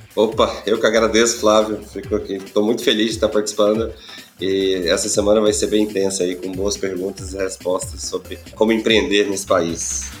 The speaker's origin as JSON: {"language": "Portuguese", "region": "Goiás", "country": "Brazil", "said": "Eu é sou de Goiás, do, do interior do país"}